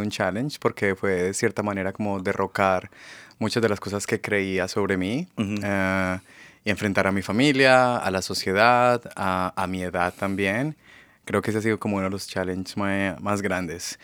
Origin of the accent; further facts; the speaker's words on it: Colombia; first language Spanish; moved away as an adult; now in Seattle, United States; yo nací en Colombia y pasé pues casi toda mi vida allá y hace cinco años que resido aquí en Estados Unidos